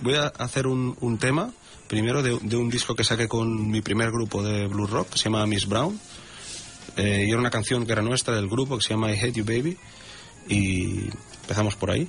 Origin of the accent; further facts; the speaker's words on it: Sabadell, Catalonia, Spain; moved away as an adult; now in Tossa de Mar, Spain; yo vivo, aquí hace casi ocho años. Soy de Sabadell